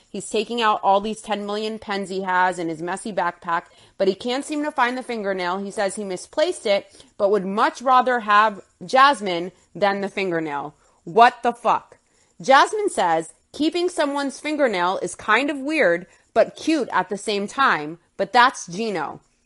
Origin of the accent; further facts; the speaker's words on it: United States; I'm an American too.